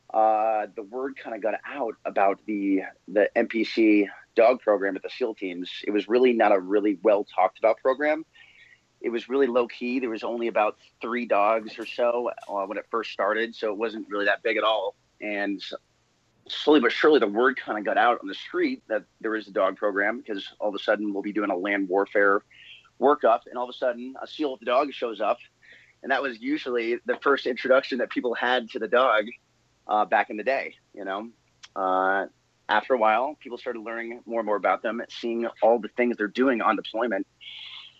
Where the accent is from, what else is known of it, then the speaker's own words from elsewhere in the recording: New England, United States; moved away; I grew up in New England, hence being a New England Patriots fan